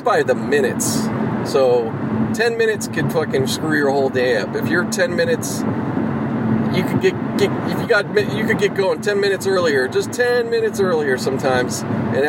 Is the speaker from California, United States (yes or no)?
no; Pittsburgh, Pennsylvania, United States; moved away; I grew up in Pittsburgh